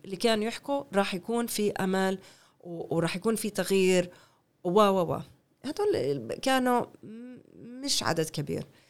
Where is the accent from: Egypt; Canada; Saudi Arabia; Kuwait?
Canada; Arabic is a second language; moved away as an adult; now in Haifa, Israel; أنا ربيت في كندا، كل حياتي بكندا. ربيت في كندا